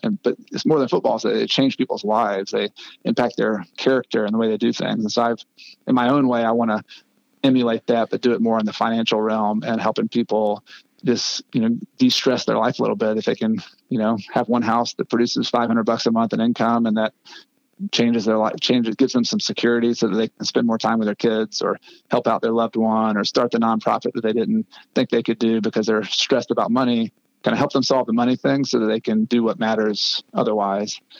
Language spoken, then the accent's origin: English; United States; also born or lived in Ecuador